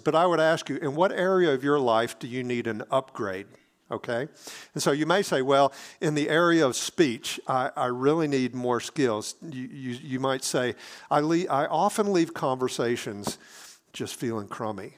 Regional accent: Hattiesburg, Mississippi, United States; moved away; my hometown in Hattiesburg, Mississippi

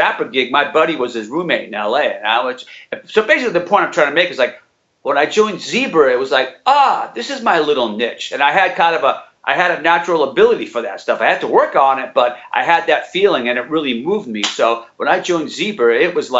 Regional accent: New Bedford, Massachusetts, United States; also born or lived in Acushnet, Massachusetts; now in Vermont, United States; I'm from this little town of Cushnet, but I mean, New Bedford was like, and I grew up in New Bedford and was born in New Bedford

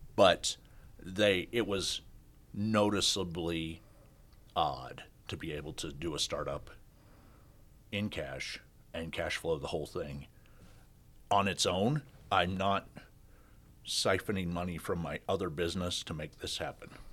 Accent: Kansas, United States; moved away as an adult; also born or lived in Australia / Sioux Falls, South Dakota; I grew up in, I grew up in Kansas

